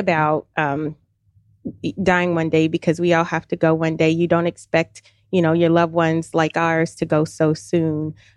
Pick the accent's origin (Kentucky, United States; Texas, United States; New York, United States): Kentucky, United States; Louisville; moved away as an adult; now in Alpharetta, United States; originally from Louisville, Kentucky